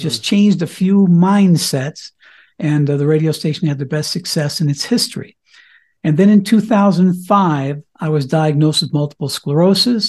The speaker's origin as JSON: {"language": "English", "town": "Cañon City", "region": "Colorado", "country": "United States", "tie": "born or raised there", "moved": "as an adult", "lives_now": "Colorado, United States", "said": "I was a regular high school kid living in my hometown of Canyon City, Colorado"}